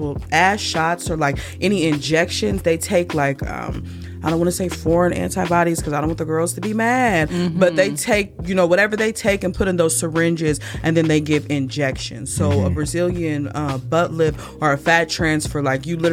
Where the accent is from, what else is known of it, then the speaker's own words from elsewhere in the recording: Peoria, Illinois, United States; moved away; when I was a young girl back in my hometown of Peoria, Illinois